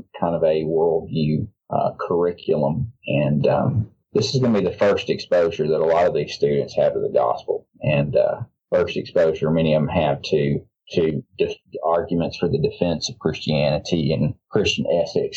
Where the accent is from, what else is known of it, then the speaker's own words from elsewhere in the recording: Memphis, Tennessee, United States; moved away; also born or lived in North Mississippi / New Orleans; The Memphis area, North Mississippi, and then I grew up in Memphis mainly. I'm a pastor's kid. I've lived a couple. I just tell people I've lived across the Southeast Conference